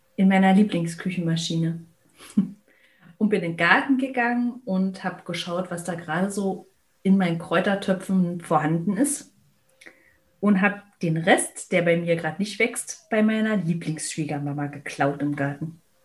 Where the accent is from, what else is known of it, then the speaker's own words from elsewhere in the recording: Berlin, Germany; ich bin in Berlin aufgewachsen